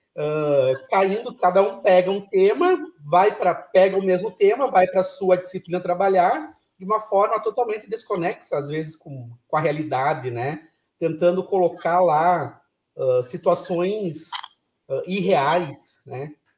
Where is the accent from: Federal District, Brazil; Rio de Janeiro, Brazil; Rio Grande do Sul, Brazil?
Rio Grande do Sul, Brazil; São Borja; Eu sou natural de São Borja, terra dos presidentes